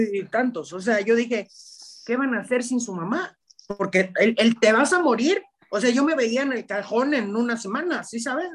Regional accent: Guadalajara, Jalisco, Mexico; Yo soy de Guadalajara

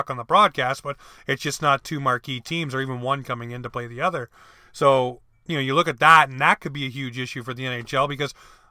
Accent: Canada; as a Canadian hockey fan

